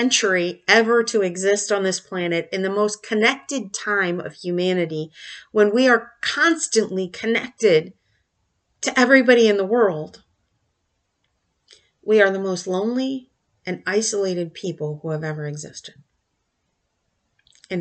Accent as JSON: {"language": "English", "country": "United States"}